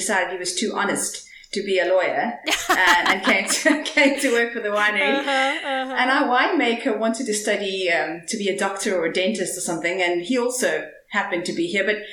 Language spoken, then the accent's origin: English; Cape Town, Western Cape, South Africa; also born or lived in Stellenbosch; I grew up in Cape Town. And moved to Stellenbosch to study